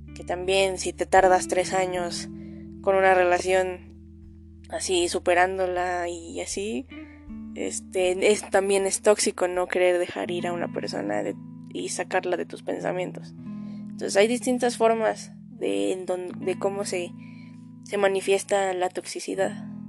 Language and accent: Spanish; Mexico